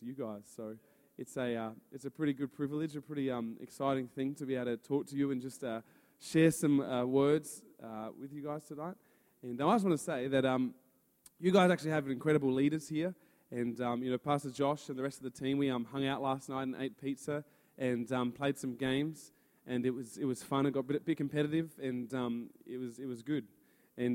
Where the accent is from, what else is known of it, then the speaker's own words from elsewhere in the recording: Adelaide, South Australia, Australia; I'm from Adelaide, and we run youth together at Influences Church